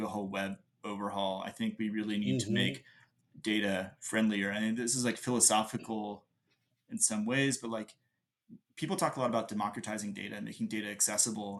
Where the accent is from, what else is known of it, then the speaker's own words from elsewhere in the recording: Gwinnett County, Georgia, United States; I'm a lifelong Gwinnettian, which is Gwinnett County, just outside of Atlanta.